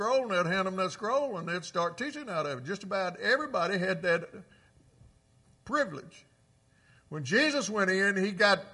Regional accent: Clarksdale, Mississippi, United States; Clarksdale, my hometown

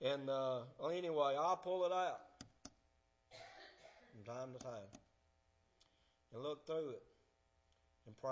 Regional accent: Alabama, United States; also born or lived in Helena, Arkansas; I'm from Alabama

